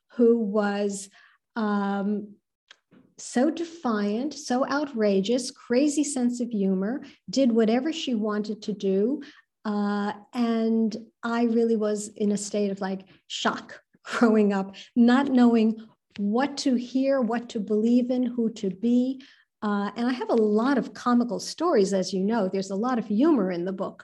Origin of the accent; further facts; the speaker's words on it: New York City, New York, United States; I was born in New York City unto Jewish Iranian parents